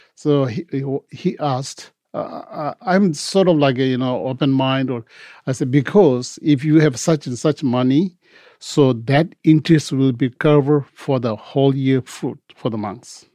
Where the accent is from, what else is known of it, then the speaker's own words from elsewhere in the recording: India; English is a second language; moved away as an adult; also born or lived in Tibet; now in Los Angeles, United States; I was born in Tibet, and when I was three, I escaped because due to Chinese Revolution, came to Tibet. We have fled to India, and mostly I was uh, raised in India, and went to school there